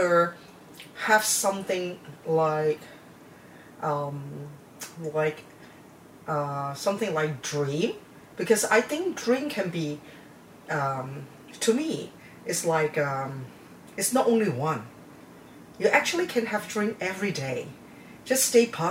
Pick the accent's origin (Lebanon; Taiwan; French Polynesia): Taiwan; moved away; I was born in Taiwan, and my grandparents live in the village. So whenever we have holidays, we always went back to the village